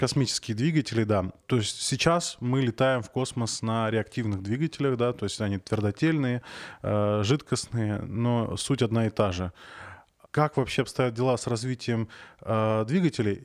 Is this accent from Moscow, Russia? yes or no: no; Arkhangelsk Oblast, Russia; Я просто сам из Архангельской области